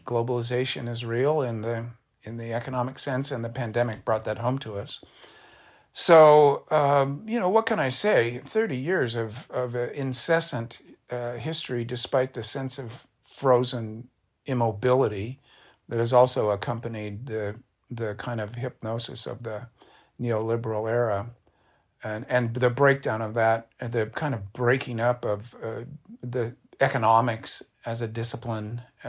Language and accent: English; United States; I'm an American leftist. I was then, I still am.